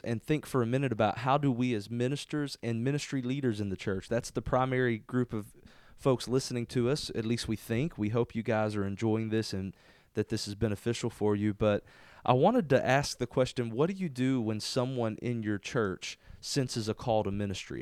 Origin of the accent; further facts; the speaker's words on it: Spurger, Texas, United States; I love being here in, in Spurger, my hometown. This is where I'm from.